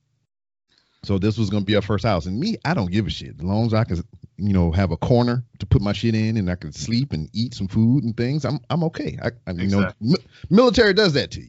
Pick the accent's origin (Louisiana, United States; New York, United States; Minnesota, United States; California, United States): Louisiana, United States; Lake Charles; moved away as an adult; now in Houston, United States; I am from Lake Charles, Louisiana